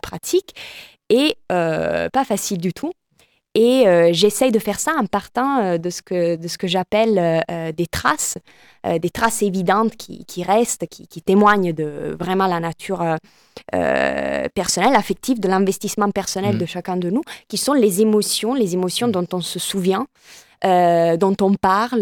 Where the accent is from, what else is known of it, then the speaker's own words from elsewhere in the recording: Italy; French is a second language; now in France; je suis italienne